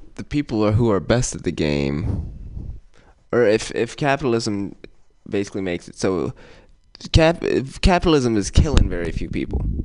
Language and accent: English; Oakland, California, United States; I'm from West Oakland